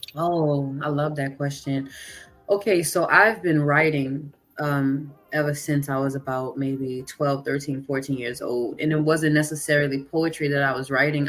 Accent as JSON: {"language": "English", "town": "Kenner", "region": "Louisiana", "country": "United States", "also_born_or_lived": "New Orleans", "said": "I am from Louisiana. I'm from Kenner to be specific, but I've lived in New oh, Orleans."}